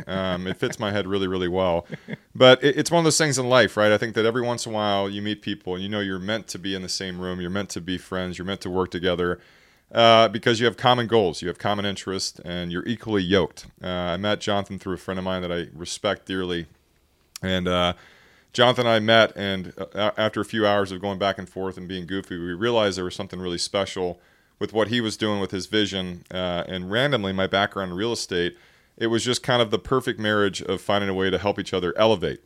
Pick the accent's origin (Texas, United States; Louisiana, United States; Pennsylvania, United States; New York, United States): Texas, United States; we're from Texas